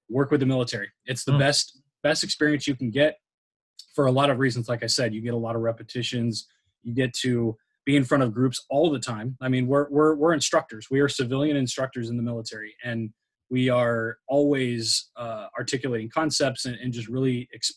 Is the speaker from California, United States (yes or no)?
yes; San Diego, California, United States; I'm from San Diego. So like, we don't play field hockey. We don't play lacrosse. Like again, lacrosse, right. I don't even think my high school didn't even have lacrosse.